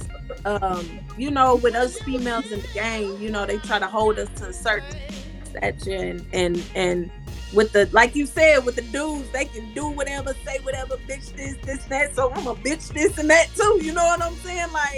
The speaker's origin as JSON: {"language": "English", "region": "Texas", "country": "United States", "tie": "born or raised there", "also_born_or_lived": "Hawaii", "said": "I was born in Hawaii and we moved to Texas"}